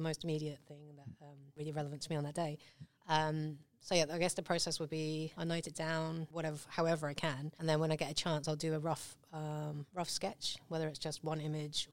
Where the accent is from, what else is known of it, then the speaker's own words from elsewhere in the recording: England, United Kingdom; accent: British; also born or lived in Hong Kong / London; now in Shepparton, Australia; I grew up in England. I'm still holding on to my British accent.